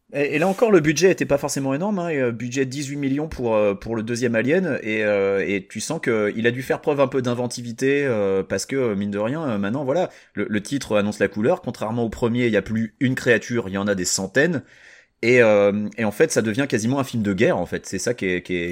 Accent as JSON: {"language": "French", "town": "Saint-Nazaire", "region": "Pays de la Loire", "country": "France", "tie": "born or raised there", "said": "j'ai grandi à Saint-Nazaire, alors les blocos, on en était entouré et je jouais dedans quand j'étais gamin"}